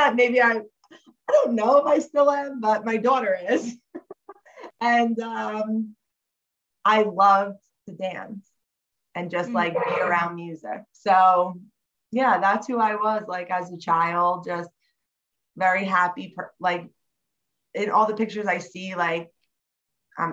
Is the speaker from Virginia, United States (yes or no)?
no; Monmouth County area, New Jersey, United States; also born or lived in Staten Island, New York; I grew up in New Jersey. I was like born in Staten Island, moved here when I was about 5 years old, and I've been here ever since. So, yeah. In like the Monmouth County area